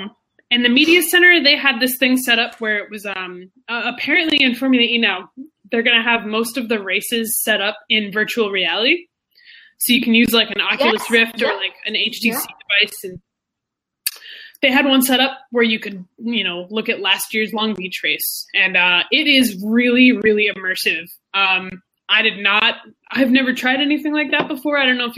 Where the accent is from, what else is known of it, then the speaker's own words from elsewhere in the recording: Monaco; So, well, it's because I'm from Monaco